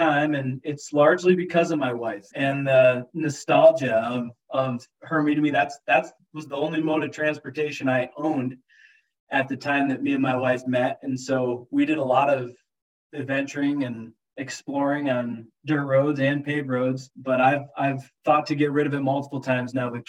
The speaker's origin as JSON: {"language": "English", "region": "northwestern Massachusetts", "country": "United States", "tie": "born or raised there", "also_born_or_lived": "Prescott, Arizona / Big Piney, Wyoming", "moved": "as an adult", "lives_now": "Jackson, United States", "said": "I was born in northwestern Massachusetts, very, very small town up in the crook between Vermont and New York. Great place to grow up, honestly"}